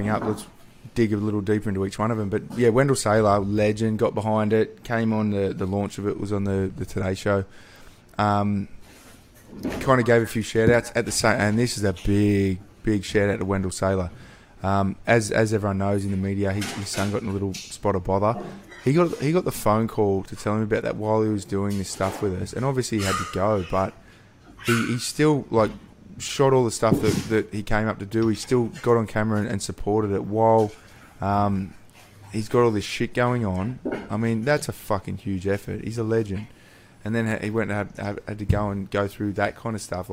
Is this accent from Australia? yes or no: yes; Newcastle, New South Wales, Australia; I grew up in Newcastle.